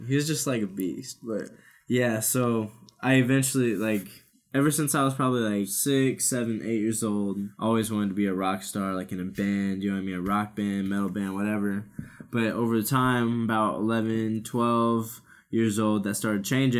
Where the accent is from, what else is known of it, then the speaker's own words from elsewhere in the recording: Omaha, Nebraska, United States; also born or lived in Council Bluffs, Iowa; I was born in Council Bluffs, but always lived in Omaha, Nebraska